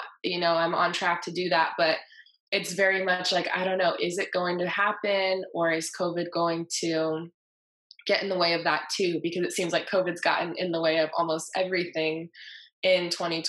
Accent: Southern California, United States; I'm from Southern California

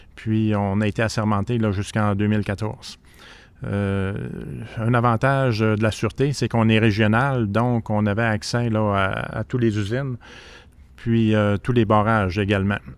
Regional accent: Saguenay, Quebec, Canada; j'ai tout fait euh, mon enfance à Arvida

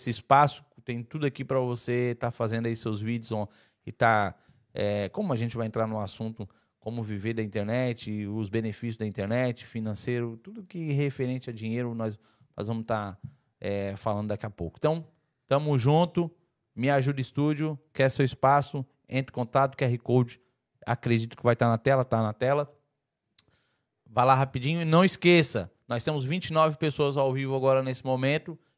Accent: Porto Alegre, Rio Grande do Sul, Brazil; Sou de Porto Alegre, sul do Brasil.

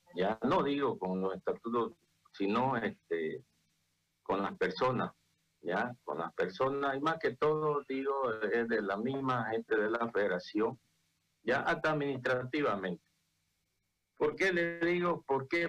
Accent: Bolivia; como ciudadano boliviano

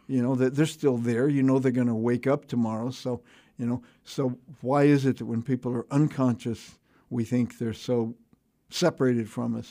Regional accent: Houston, Texas, United States; American, you know, sort of English Isles, but three hundred years ago, American family in, in Houston, Texas

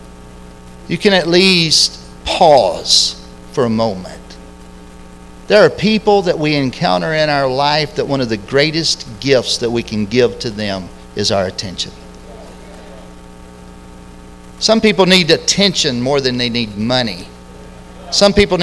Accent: Lexington, United States; I grew up in Lexington

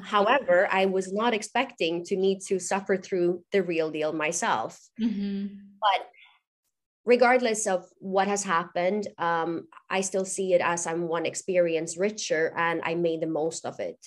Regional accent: Gothenburg, Västra Götaland, Sweden; moved away as an adult; also born or lived in Dubai; I'm born and raised in Gothenburg, Sweden

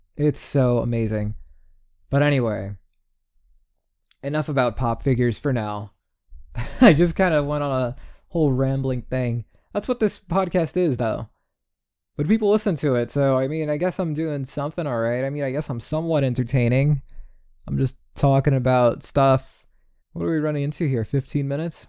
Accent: New York, United States; I'm from New York, and that's how we talk.

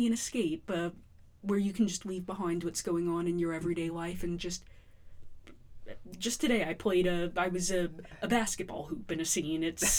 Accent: New York City, New York, United States; I'm from Bayside.

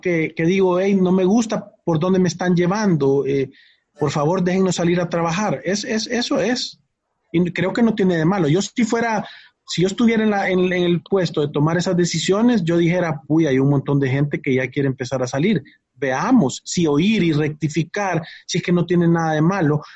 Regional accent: El Salvador; como salvadoreños

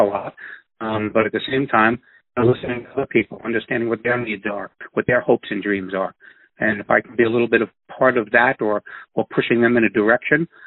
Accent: New York, United States; I'm from New York

